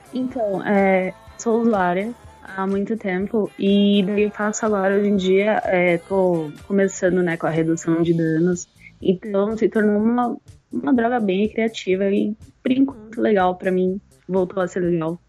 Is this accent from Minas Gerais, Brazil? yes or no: no; São Paulo, Brazil; eu cresci em comunidade, eu sou de Paraisópolis